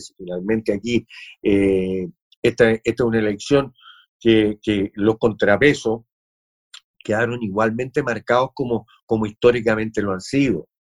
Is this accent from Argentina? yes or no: no; Chile; nosotros, como latinoamericanos y como chilenos